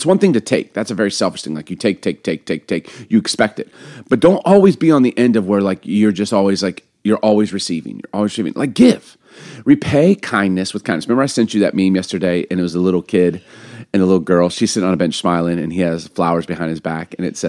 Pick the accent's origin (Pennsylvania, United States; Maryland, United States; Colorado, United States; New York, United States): Maryland, United States; Baltimore; also born or lived in Chicago; I don't know if it's because I grew up in Baltimore, in Chicago.